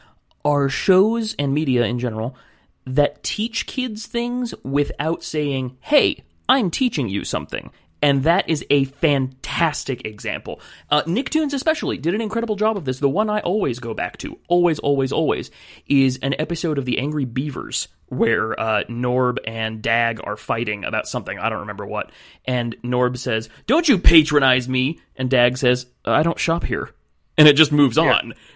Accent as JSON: {"language": "English", "region": "California", "country": "United States", "said": "I'm from California"}